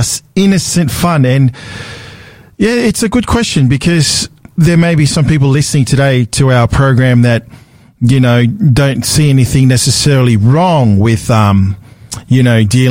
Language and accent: English; Australia; I grew up in Australia